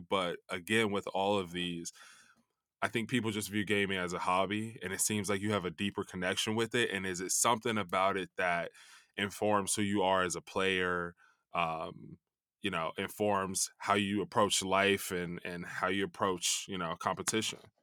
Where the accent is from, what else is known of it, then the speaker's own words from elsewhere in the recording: Chicago, Illinois, United States; I grew up in Chicago